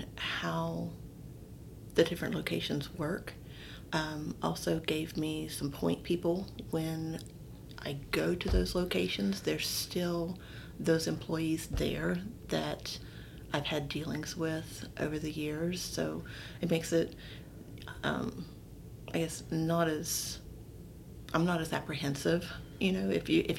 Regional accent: West Virginia, United States; also born or lived in Delaware, Ohio; we're from West Virginia, so we moved out of state to Delaware, Ohio

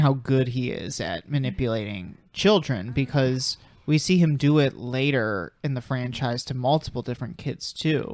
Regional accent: Chicago, Illinois, United States; I'm from Chicago

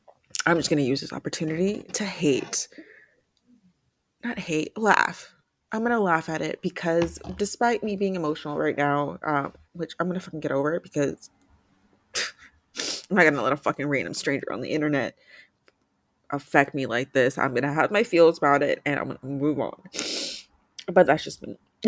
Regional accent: Mexico; I'm still Mexican-American. I'm still from Mexico. I still speak Spanish. Even if I have an accent, that does not change anything about me.

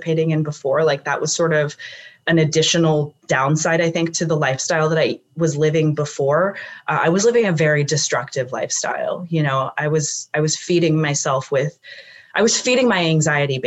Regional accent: California, United States; also born or lived in South Lake Tahoe; I'm from California

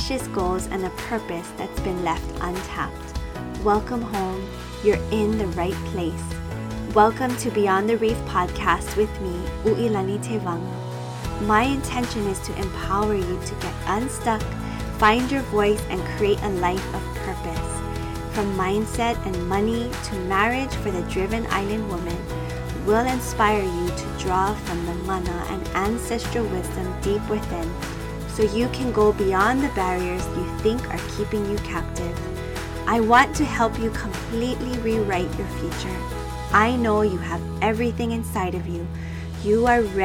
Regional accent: Oahu, Hawaii, United States; I grew up in Oahu

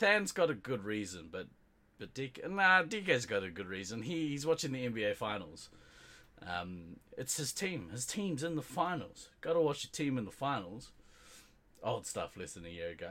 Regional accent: New Zealand; Being Kiwi, we are on an island in the South Pacific

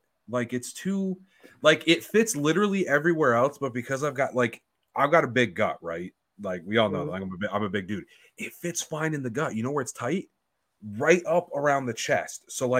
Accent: New York, United States; We grew up in New York, bro.

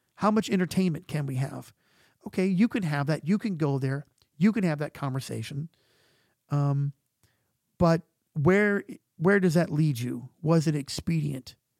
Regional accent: United States; we're American

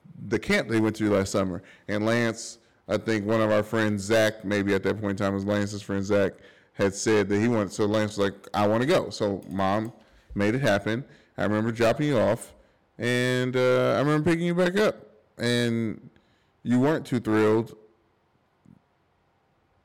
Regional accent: Louisville, Kentucky, United States; also born or lived in Detroit; growing up in Louisville

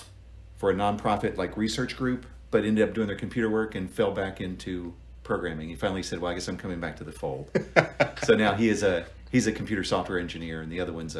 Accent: Grundy, Virginia, United States; moved away as an adult; also born or lived in Silicon Valley, California; now in Charlottesville, United States; Yeah, I grew up down in Southwest Virginia in Buchanan County near a town called Grundy.

